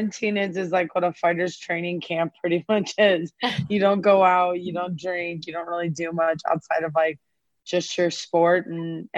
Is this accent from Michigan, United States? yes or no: no; Cleveland, Ohio, United States; now in Las Vegas, United States; I'm originally from Cleveland. So yeah, I live in Vegas.